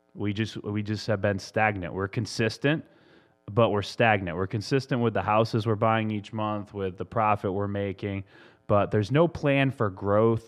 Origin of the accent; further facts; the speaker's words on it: Massachusetts, United States; moved away; my home state of Massachusetts